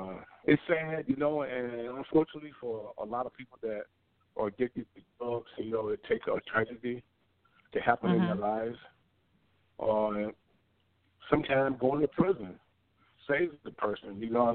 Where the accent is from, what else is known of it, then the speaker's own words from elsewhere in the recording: Baltimore, Maryland, United States; Willie Aikens was my childhood hero growing up in Baltimore, Maryland.